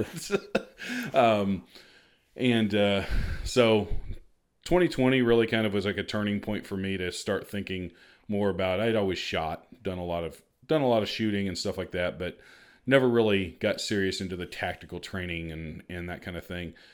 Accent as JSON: {"language": "English", "town": "Marion", "region": "Illinois", "country": "United States", "tie": "born or raised there", "also_born_or_lived": "Missouri", "said": "I'm originally from Marion, so we're both Southern Illinois, born and raised."}